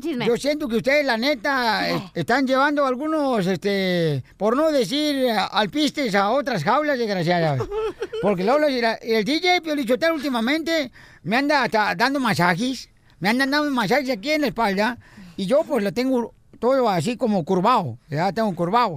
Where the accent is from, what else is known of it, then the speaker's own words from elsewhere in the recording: Ocotlán, Jalisco, Mexico; now in United States; está cerca de mi pueblo hermoso natal